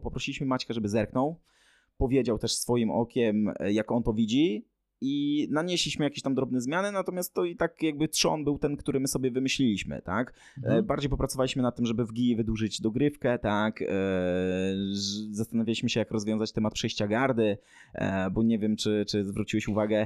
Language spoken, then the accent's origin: Polish; southern Poland, Poland; my jesteśmy z południa Polski